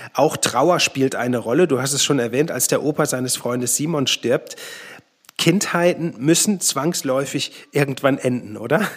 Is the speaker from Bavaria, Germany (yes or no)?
no; Plettenberg, North Rhine-Westphalia, Germany; meine Heimatstadt Plettenberg